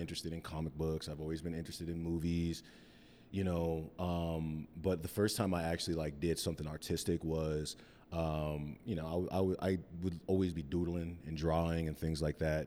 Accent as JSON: {"language": "English", "town": "Cheyenne", "region": "Wyoming", "country": "United States", "tie": "born or raised there", "also_born_or_lived": "Mesa, Arizona", "moved": "as an adult", "lives_now": "Denver, United States", "said": "we lived there until I was about nine years old, then we moved back to Cheyenne."}